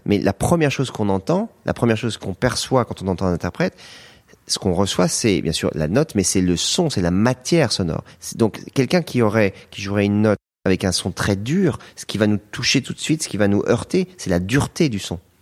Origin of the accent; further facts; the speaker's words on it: France; je suis français